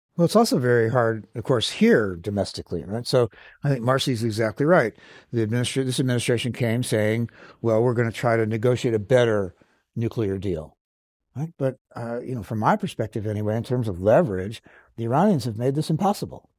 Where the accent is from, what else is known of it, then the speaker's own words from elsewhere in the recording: Los Angeles, California, United States; also born or lived in Santa Barbara; I, am a native Californian. I was born in Los Angeles and graduated from UC Santa Barbara.